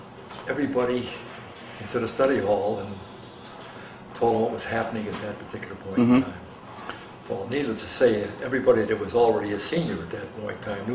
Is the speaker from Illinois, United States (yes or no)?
yes; Chicago, Illinois, United States; We lived on the southwest side of Chicago.